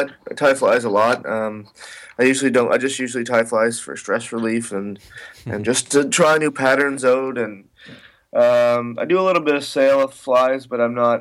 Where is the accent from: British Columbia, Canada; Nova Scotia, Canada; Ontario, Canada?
Nova Scotia, Canada; Sherbrooke; I'm from Sherbrooke, Nova Scotia.